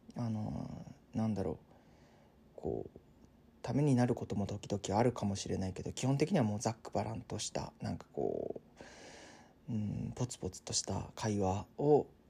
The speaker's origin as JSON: {"language": "Japanese", "region": "Tottori", "country": "Japan", "tie": "born or raised there", "said": "僕の地元は鳥取なんですけど"}